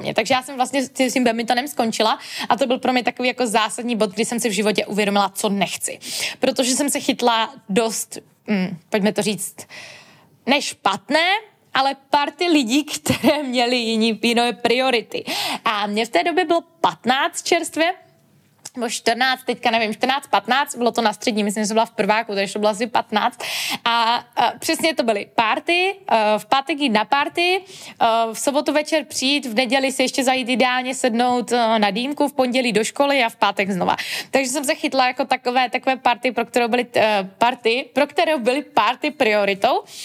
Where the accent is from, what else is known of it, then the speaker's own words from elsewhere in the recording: Český Těšín, Moravian-Silesian Region, Czechia; pocházím z malého města, z Českého Těšína